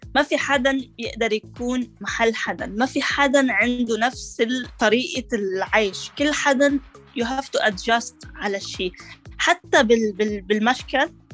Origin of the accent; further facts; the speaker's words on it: Lebanon; moved away as an adult; now in Canada; أنا لبنانية